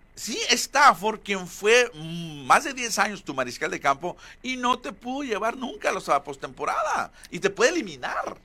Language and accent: Spanish; Hermosillo, Sonora, Mexico; somos acá de Hermosillo